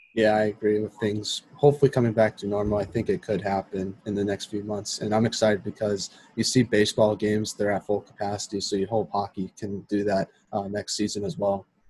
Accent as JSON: {"language": "English", "region": "East Coast", "country": "United States", "said": "I'm not from Minnesota. I'm from the East Coast"}